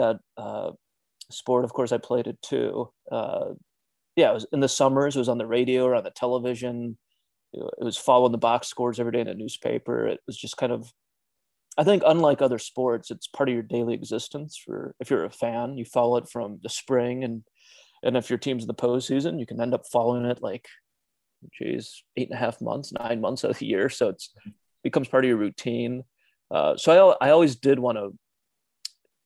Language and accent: English; Cleveland, Ohio, United States; moved away as an adult; also born or lived in Rocky Mount, North Carolina; I grew up in Cleveland.